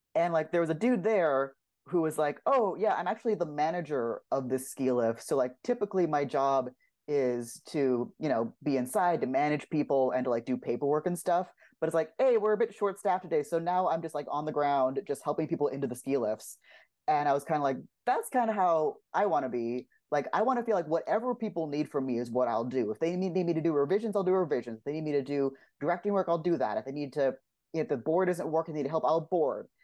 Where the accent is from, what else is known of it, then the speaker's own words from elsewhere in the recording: Los Angeles, California, United States; I grew up in Los Angeles, what I realized is kind of unusual for somewhere to animation, but I grew up here.